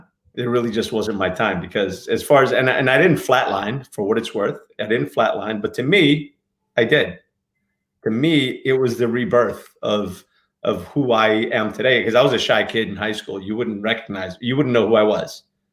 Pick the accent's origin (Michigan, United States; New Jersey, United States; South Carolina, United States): New Jersey, United States; Newark; moved away; also born or lived in Portugal; I grew up in Newark